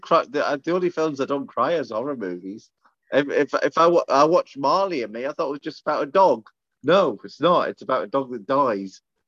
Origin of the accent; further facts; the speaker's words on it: Scotland, United Kingdom; I'm Scottish.